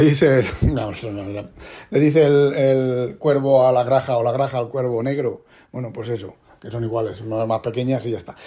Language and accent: Spanish; Spain; now in Netherlands; nosotros somos españoles